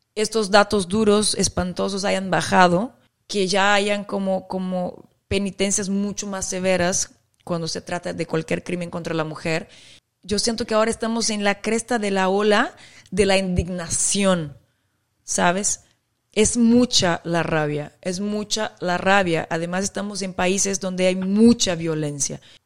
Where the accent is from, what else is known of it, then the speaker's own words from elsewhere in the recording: Brazil; yo como brasileña